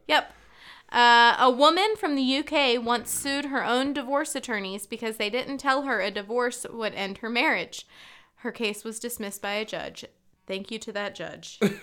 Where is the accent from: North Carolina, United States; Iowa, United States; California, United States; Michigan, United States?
North Carolina, United States; I was raised in North Carolina by parents who were raised in Maryland